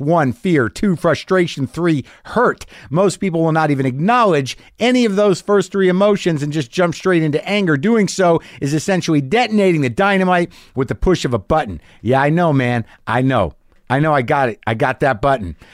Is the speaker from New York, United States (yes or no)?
no; Albuquerque, New Mexico, United States; moved away; my hometown of Albuquerque, New Mexico